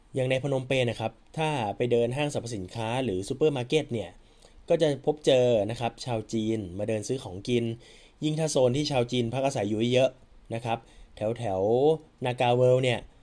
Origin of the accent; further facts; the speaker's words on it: Thailand; moved away as an adult; now in Cambodia; เหมือนคนไทยครับเหมือนเราไปทำงานที่ต่างประเทศเนอะห่างไกลบ้านเกิดเรา